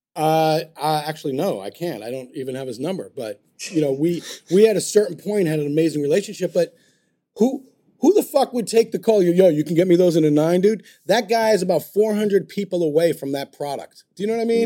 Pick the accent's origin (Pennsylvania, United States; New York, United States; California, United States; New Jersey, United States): New York, United States; I'm a New Yorker